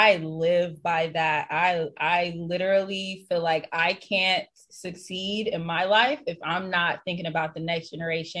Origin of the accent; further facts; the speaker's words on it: St. Petersburg, Florida, United States; also born or lived in North Carolina; now in Los Angeles, United States; I'm born and raised in St. Petersburg, Florida.